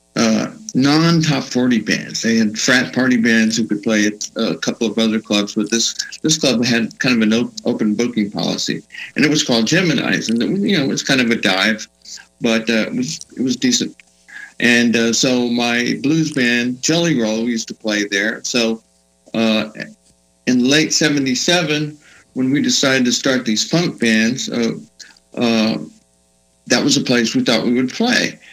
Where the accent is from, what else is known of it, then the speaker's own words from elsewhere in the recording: Johnson City, Texas, United States; also born or lived in Fredericksburg, Texas; now in Austin, United States; I grew up in Johnson City, Texas.